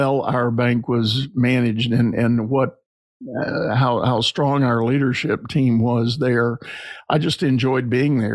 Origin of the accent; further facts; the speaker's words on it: San Antonio, Texas, United States; I grew up in San Antonio, Texas